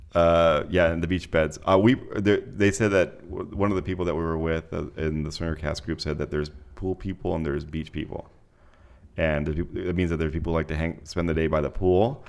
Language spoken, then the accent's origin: English; Mexico City, Mexico; moved away; I grew up in Mexico City